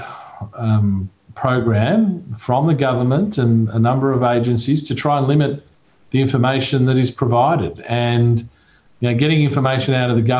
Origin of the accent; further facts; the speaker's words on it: Australia; I've always been a proud Australian